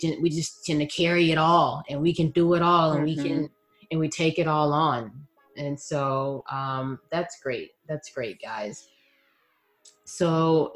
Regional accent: Texas, United States; now in Bay Area, United States; being a Texan

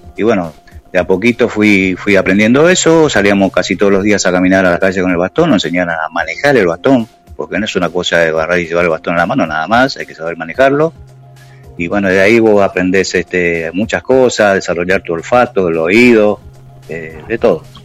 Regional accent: Oberá, Misiones, Argentina; moved away as an adult; now in Buenos Aires, Argentina; Yo nací, nací en Oberá, el, o sea, en este momento tengo 62 años, nací en Oberá el, 1 de, noviembre de 1958. Eso era un pueblito, hice toda mi escuela

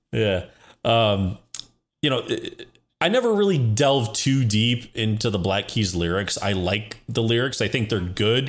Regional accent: Midwest, United States; for people like us growing up in the Midwest

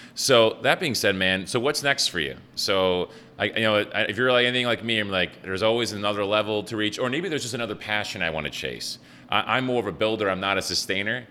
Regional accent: Buffalo, New York, United States; I'm from Buffalo and I spoke English well

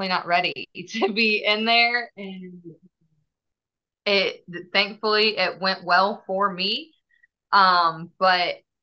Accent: St. Paris, Ohio, United States; I am from the St. Paris, Ohio is where I grew up at.

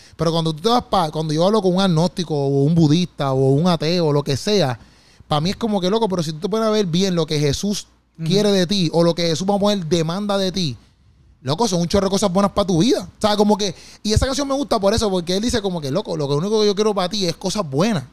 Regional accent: Puerto Rico; nosotros como puertorriqueños

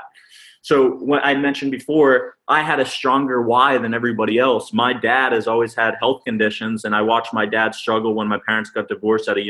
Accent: Massachusetts, United States; moved away as an adult; I'm originally from Massachusetts

